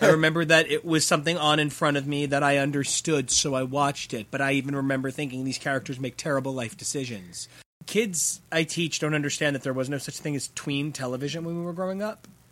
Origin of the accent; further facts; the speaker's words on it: Sayreville, New Jersey, United States; growing up in this town